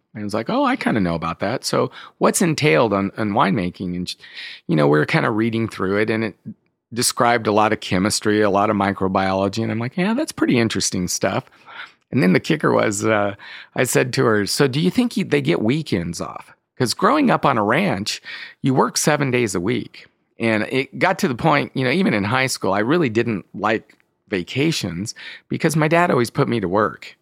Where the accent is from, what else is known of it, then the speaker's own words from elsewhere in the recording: Escalon, California, United States; I grew up in the Central Valley of California, so outside of the town of Modesto, in a little town called Escalon